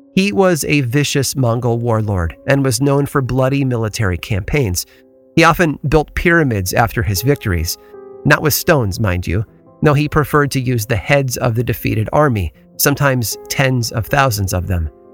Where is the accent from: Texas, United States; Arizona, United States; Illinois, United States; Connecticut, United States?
Illinois, United States; Chicago; moved away as an adult; also born or lived in Boston; Growing up in the Chicago area